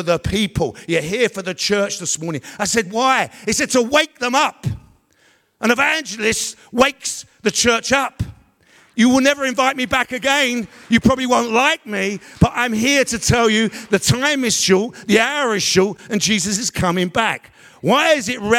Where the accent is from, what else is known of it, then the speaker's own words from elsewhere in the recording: London, United Kingdom; we grew up in East London